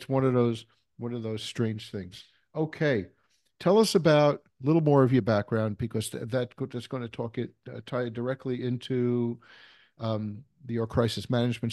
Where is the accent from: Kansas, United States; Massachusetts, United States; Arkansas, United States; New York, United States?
New York, United States; New York City; moved away; also born or lived in Colorado; I come from New York City, and I was in the fire department on the EMS side